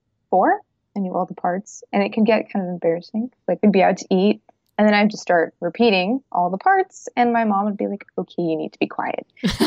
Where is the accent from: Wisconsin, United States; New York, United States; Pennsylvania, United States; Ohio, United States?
New York, United States; also born or lived in Michigan; And I was born in New York in a rural farm town, but I go between New York and Michigan. And I've been doing that for like the last 4 years.